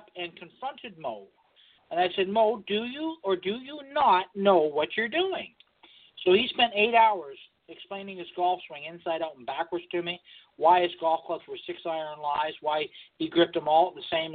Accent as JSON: {"language": "English", "town": "Oakville", "region": "Ontario", "country": "Canada", "said": "we're both from Oakville"}